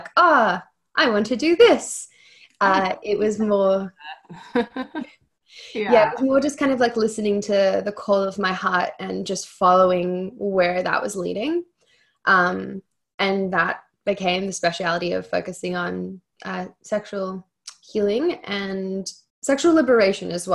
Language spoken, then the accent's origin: English; Australia; now in Los Angeles, United States; I'm Australian